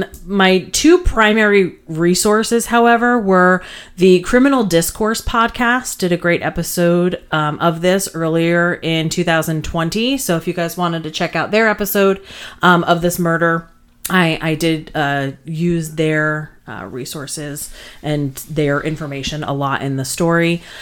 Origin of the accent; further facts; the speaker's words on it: New Jersey, United States; my hometown in New Jersey